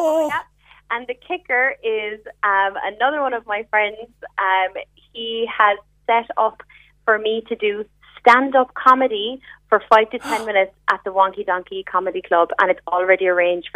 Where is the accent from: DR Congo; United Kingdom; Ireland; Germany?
Ireland; Killa, County Cork, Munster; I'm working in the city, but I'm from Killa